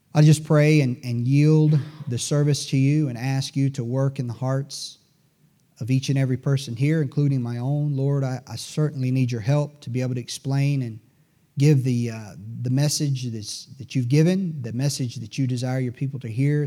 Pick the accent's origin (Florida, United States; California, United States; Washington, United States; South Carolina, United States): South Carolina, United States; Greenville; I'm a native Greenvillian. You know, people sometimes ask me if I'm from Greenville, and I'm, I, I have to admit, I'm a little bit proud to say that I'm, I was born and raised among these mills